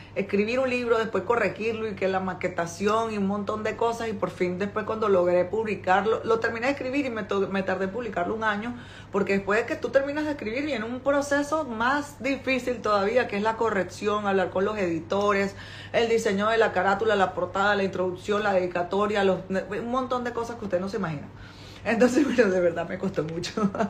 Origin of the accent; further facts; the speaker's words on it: Venezuela; moved away as an adult; now in China; yo soy venezolana